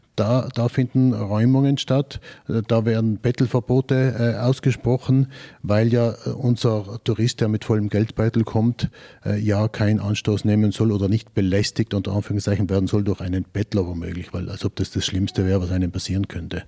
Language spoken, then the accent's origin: German; Bolzano, Trentino-Alto Adige, Italy; als Bozner, als Südtiroler